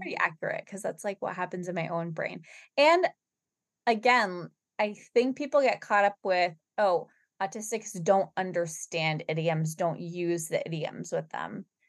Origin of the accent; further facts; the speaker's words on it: Boston, Massachusetts, United States; we're from Boston, Massachusetts